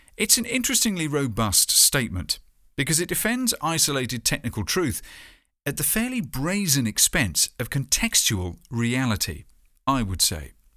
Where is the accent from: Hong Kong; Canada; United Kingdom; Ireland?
United Kingdom; hometown near Poole, Dorset, South West England; My hometown's arts festival, Arts by the Sea, does tend to have a sense of ocean culture